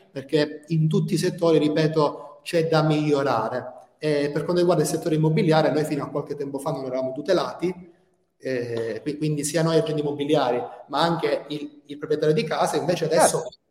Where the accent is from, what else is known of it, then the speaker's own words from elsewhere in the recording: Calabria, Italy; moved away as an adult; now in Tirana, Albania; Io sono calabrese